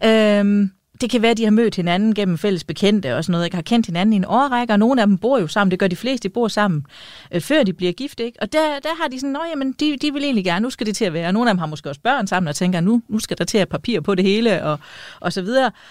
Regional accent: East Jutland, Central Denmark Region, Denmark; kommer jeg fra Østjylland, og, øh, og hvad hedder det? For det østligste Østjylland

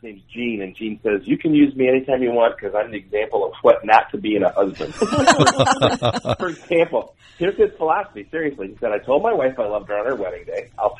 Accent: Michigan, United States; Well, you see, we're from Michigan

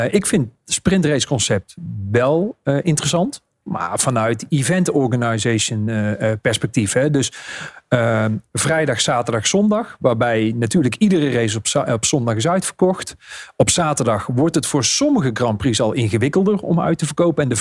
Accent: Netherlands; wij zijn als Nederlanders ook vrij snel verveeld.

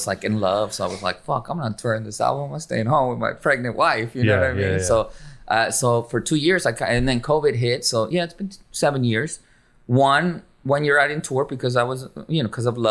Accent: San Diego, California, United States; born or raised there; moved away as an adult; also born or lived in Mexico; now in Los Angeles, United States

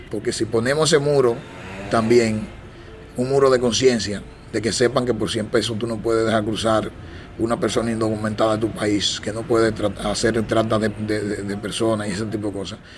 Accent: Dominican Republic; nosotros mismos como dominicanos estamos siendo afectados con este tema porque se nos recarga este tipo de, de situación y es una carga más para este país.

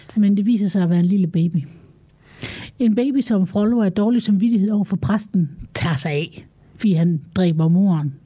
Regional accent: Denmark; nu er vi jo danskere

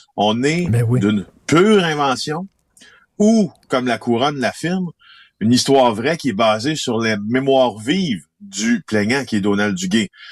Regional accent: Ville-Marie, Quebec, Canada; je suis né en Abitibi-Témiscamingue dans un petit village qui s'appelle Ville-Marie de 3000 personnes

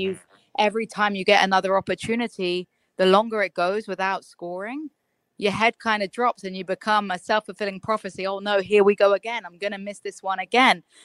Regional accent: England, United Kingdom; moved away; also born or lived in United States; as an English person

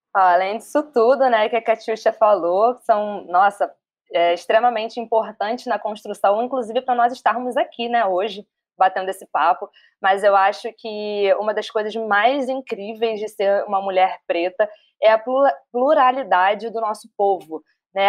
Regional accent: Rio de Janeiro, Brazil; sou carioca, suburbana

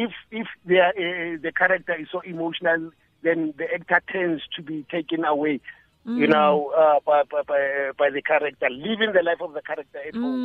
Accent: South Africa; born or raised there; also born or lived in Soshanguve (garbled)

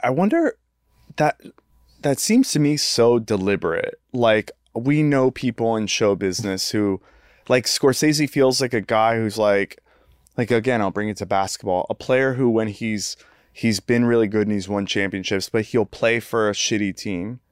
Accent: United States; as an American

